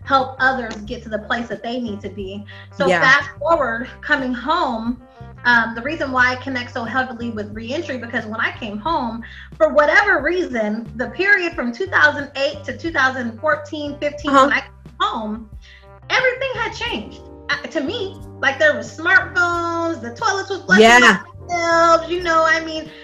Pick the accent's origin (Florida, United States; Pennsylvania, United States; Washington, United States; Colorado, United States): Washington, United States; Spokane; also born or lived in Star City, Arkansas; I grew up here in Spokane, on the east side